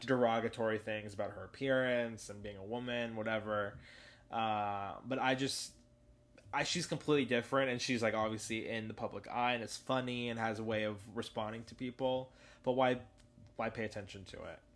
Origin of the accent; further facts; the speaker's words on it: Los Angeles, California, United States; also born or lived in New York / North Carolina; I grew up also in Woodland Hills, which is the hottest part of L A County ever